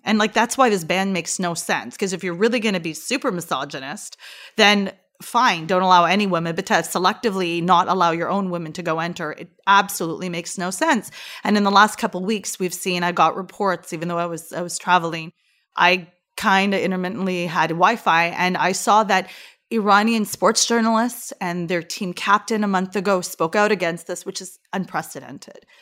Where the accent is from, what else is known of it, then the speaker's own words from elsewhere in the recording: Canada; I'm Canadian